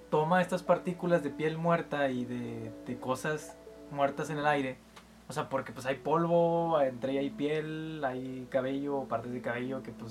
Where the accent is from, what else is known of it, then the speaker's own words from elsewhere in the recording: Mexico; somos mexicanos, pero, pero no, no vivimos tanto el deporte como otras personas.